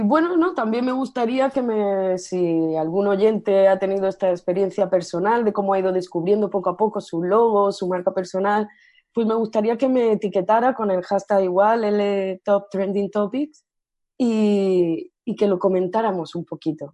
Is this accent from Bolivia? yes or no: no; Almería, Andalusia, Spain; first language Spanish; also born or lived in Great Britain; now in Barcelona, Spain; soy de Almería, pero actualmente resido en Barcelona